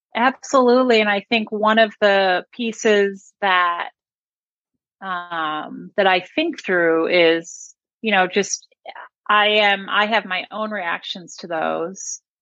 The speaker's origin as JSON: {"language": "English", "town": "Buffalo", "region": "New York", "country": "United States", "tie": "born or raised there", "moved": "yes", "lives_now": "Austin, United States", "said": "I grew up in Buffalo."}